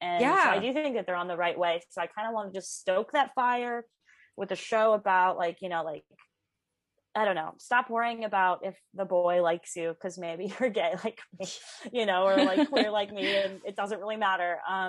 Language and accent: English; Midwest, United States; Like, you know, like, I come from the Midwest where getting a tattoo was a big deal.